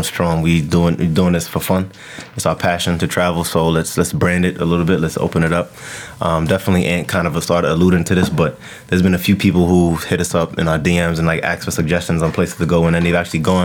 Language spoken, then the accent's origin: English; New York City, New York, United States; I'm from Brownsville, Brooklyn.